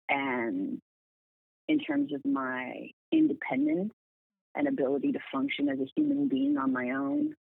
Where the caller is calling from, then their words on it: Los Angeles, California, United States; I am at my home in Los Angeles, California.